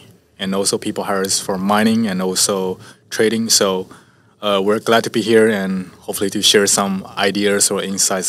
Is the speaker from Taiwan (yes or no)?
yes; Taiwan; I'm from Taiwan, basically